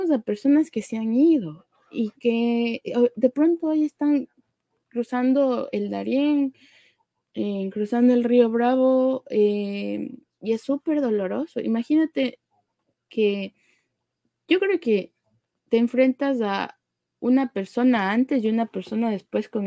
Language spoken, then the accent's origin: Spanish; Ecuador; en nuestra situación como ecuatorianos, más de uno conocemos, o si no es un amigo